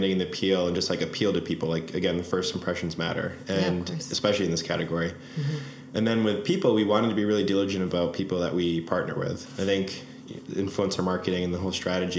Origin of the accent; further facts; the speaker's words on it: Boston, Massachusetts, United States; we're from Boston